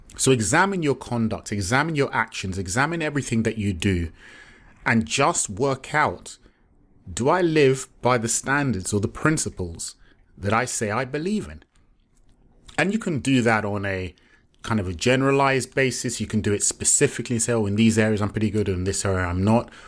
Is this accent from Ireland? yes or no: no; Nigeria; I'm Yoruba, I'm Nigerian.